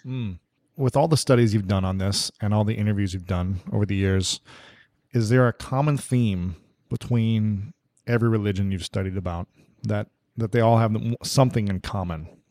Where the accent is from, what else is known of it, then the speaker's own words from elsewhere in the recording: Ohio, United States; also born or lived in Minnesota; now in Los Angeles, United States; I'm in L A right now, so I really miss the Midwest. I'm from Ohio.